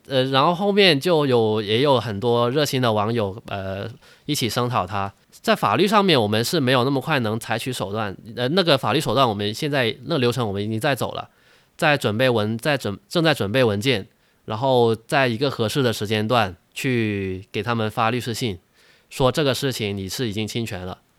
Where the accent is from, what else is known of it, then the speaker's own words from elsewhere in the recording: China; 我们大陆人